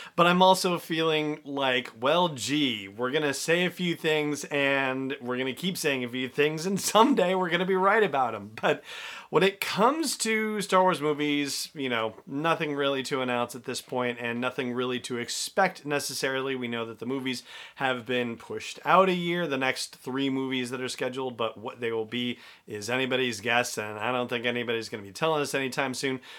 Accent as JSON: {"language": "English", "town": "Los Angeles", "region": "California", "country": "United States", "tie": "born or raised there", "said": "I grew up in Los Angeles, so I've been through Silmar, I've been through Whittier, I've been through Landers, I've been through Northridge"}